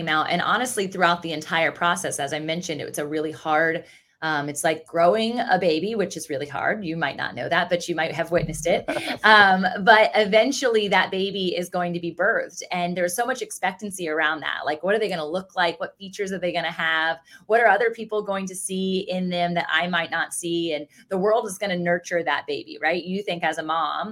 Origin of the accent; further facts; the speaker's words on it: Virginia Beach, Virginia, United States; I grew up in Virginia Beach, Virginia, which is also where I currently reside. So I'm a born and raised beach baby